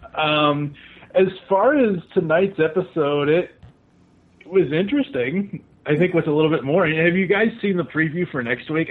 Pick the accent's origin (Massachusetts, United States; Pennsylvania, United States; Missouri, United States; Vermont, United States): Massachusetts, United States; Boston; now in Louisville, United States; originally from Boston, Massachusetts.